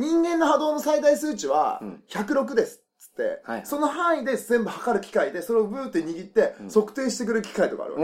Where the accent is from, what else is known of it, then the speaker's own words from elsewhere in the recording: Nagasaki, Japan; 僕は長崎生まれ